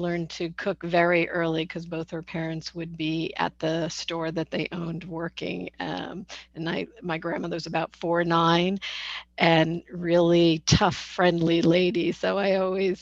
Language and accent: English; Connecticut, United States; I happen to grow up in Connecticut, just an hour north of where I live now